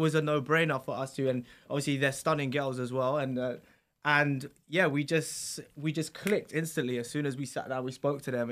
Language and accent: English; London, United Kingdom; also born or lived in Essex; where we live is on the border of Essex and London